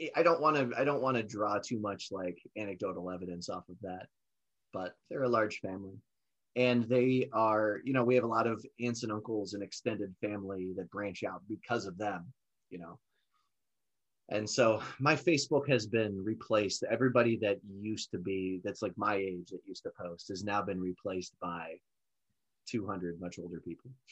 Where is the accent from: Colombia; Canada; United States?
United States; as American citizens